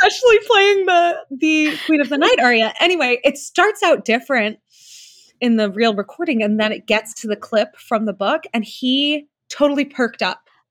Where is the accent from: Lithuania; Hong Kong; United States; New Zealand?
New Zealand; moved away; I am from New Zealand. I was born there.